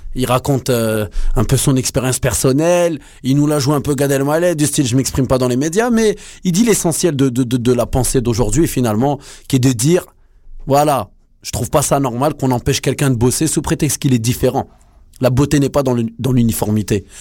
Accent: France; now in Montreal, Canada; nous, on est français, on est né là-bas

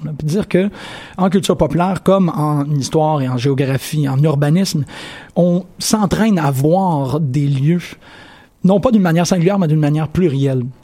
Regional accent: Sherbrooke, Quebec, Canada; je suis né à Sherbrooke

